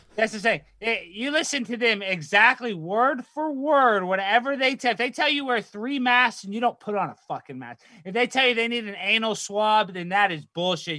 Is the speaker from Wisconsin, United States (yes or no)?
no; Dallas, Texas, United States; I grew up in Dallas, Texas.